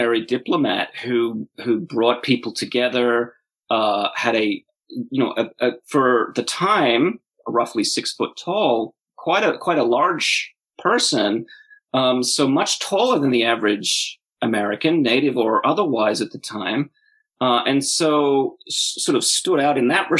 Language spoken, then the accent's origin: English; Australia; I grew up in Australia in the 1980s